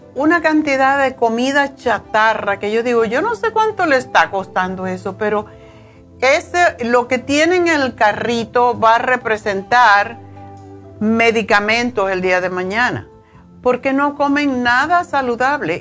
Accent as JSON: {"language": "Spanish", "country": "Cuba", "said": "yo soy cubana"}